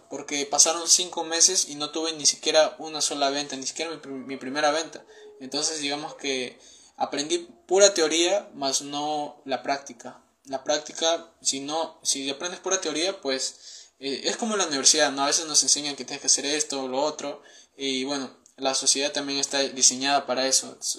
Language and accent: Spanish; Peru; tengo 19 años, soy de Perú